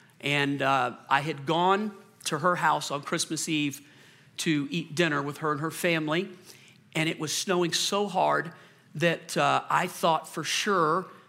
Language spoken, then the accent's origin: English; Colorado, United States; I'm from Colorado. Yeah. I can drive through anything.